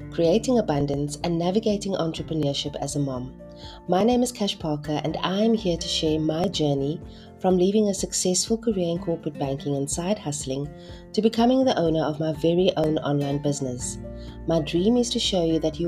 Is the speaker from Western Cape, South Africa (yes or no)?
yes; Cape Town, Western Cape, South Africa; also born or lived in Heideveld, Cape Town / Hout Bay; born and raised for the most part in Mitchell's Plain on the Cape Flats